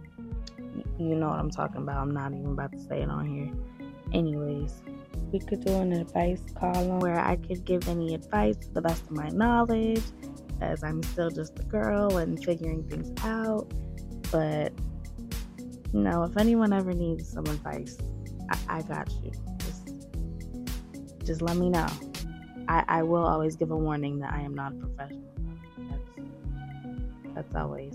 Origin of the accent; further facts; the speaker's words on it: New Jersey, United States; North Jersey